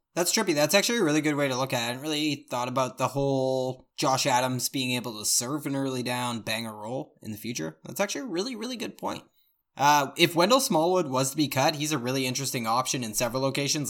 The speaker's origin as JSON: {"language": "English", "town": "Victoria", "region": "British Columbia", "country": "Canada", "said": "we're all from Victoria, B C, so we all live on Vancouver Island"}